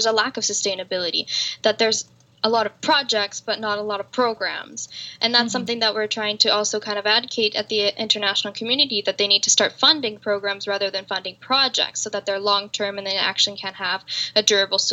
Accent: Canada; I'm a Canadian woman

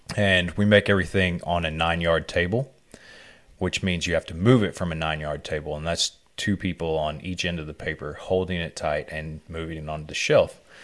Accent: Arkansas, United States; growing up in Arkansas, to earn a living, you have to be willing to do whatever

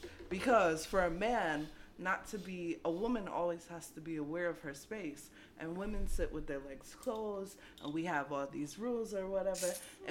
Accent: New York, United States; I'm a New Yorker.

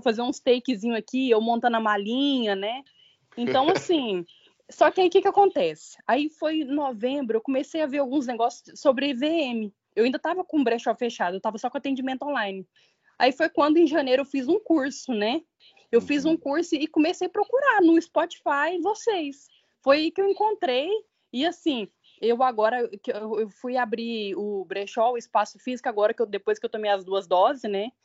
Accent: Uberlândia, Minas Gerais, Brazil; moved away as an adult; now in São Paulo, Brazil; eu sou mineira de Uberlândia

